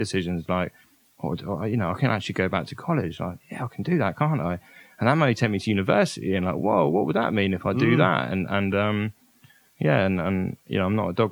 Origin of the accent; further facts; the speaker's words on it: Oxfordshire, South East England, United Kingdom; also born or lived in Brighton; my hometown in Oxfordshire